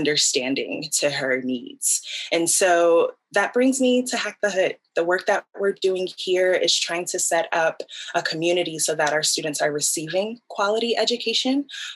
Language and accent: English; Newark, New Jersey, United States; Born and raised in Newark, New Jersey